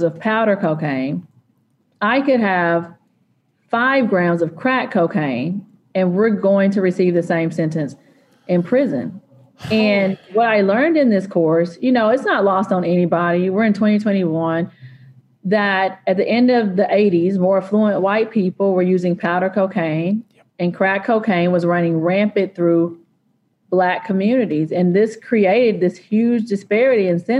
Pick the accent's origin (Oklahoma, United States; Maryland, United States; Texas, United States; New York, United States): Texas, United States; East; I'm from East Texas